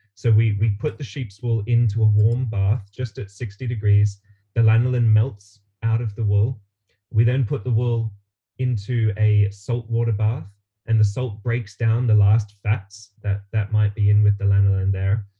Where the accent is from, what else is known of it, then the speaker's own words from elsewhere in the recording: Australia; moved away; originally, I'm from Australia, um, and I I grew up in a house that my parents built around me